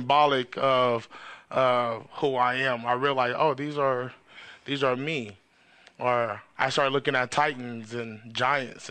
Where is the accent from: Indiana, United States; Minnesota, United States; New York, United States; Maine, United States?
New York, United States; New York City; now in California, United States; I'm an East Coast dude. Like, I was born in Queens, then came out here to Cali